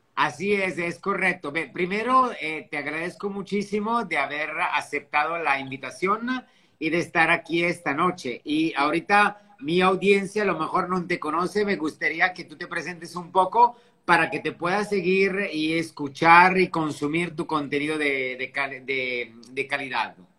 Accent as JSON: {"language": "Spanish", "country": "Italy", "also_born_or_lived": "France / Dubai / Sydney", "moved": "yes", "lives_now": "Riviera Maya, Mexico", "said": "un italiano viviendo aquí en México, en la Riviera Maya."}